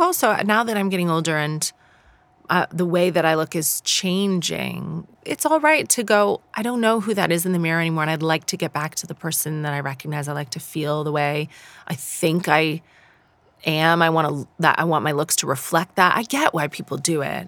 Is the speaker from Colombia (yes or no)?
no; Canada; moved away as an adult; now in United Kingdom; I come from Canada